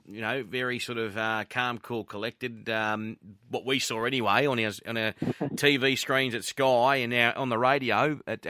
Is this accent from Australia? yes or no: yes; Brisbane, Queensland, Australia; I grew up in Queensland. In Brisbane